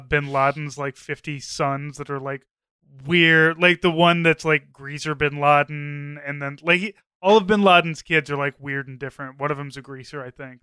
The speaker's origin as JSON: {"language": "English", "town": "St. Louis", "region": "Missouri", "country": "United States", "said": "I was from Saint Louis and knew all the places that … was talking about"}